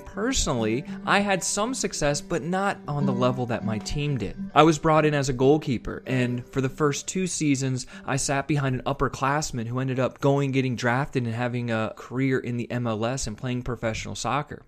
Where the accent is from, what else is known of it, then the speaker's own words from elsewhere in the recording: Westerville, Ohio, United States; I grew up just outside of Columbus, Ohio, in a town called Westerville, Ohio